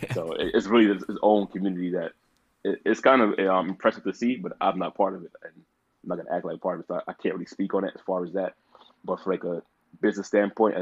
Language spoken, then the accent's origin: English; New York City, New York, United States; also born or lived in Dallas, Texas; growing up in the Bronx, I grew up in a weird neighborhood. It's a very small neighborhood called Norwood